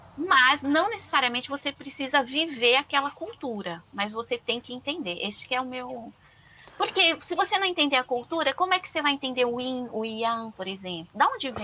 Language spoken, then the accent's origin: Portuguese; Brazil; moved away as an adult; also born or lived in China; eu nasci no Brasil